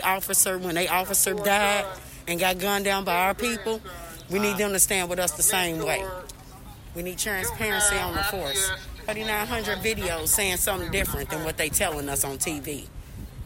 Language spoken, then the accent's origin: English; Indianapolis, Indiana, United States; I'm from the Far East Side